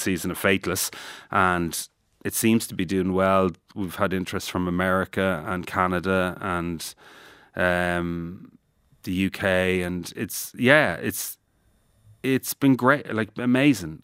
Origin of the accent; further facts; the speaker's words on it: Ireland; I'm Irish